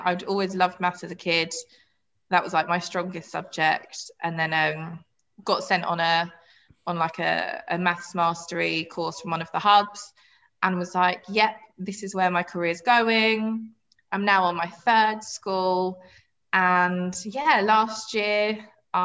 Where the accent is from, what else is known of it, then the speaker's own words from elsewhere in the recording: Croydon, London, United Kingdom; I grew up in Croydon in South London